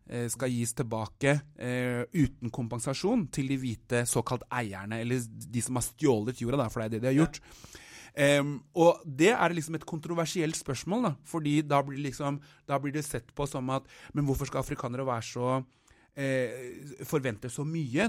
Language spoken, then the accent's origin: Norwegian; Norway; moved away as an adult; also born or lived in Oslo, Norway / Anguilla (ancestry); now in South Africa; jeg har vokst opp i Norge